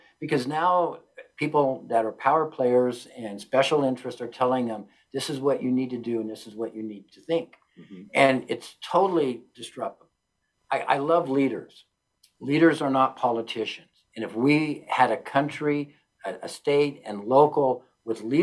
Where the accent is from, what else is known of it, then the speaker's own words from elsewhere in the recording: Pueblo, Colorado, United States; I'm a Puebloan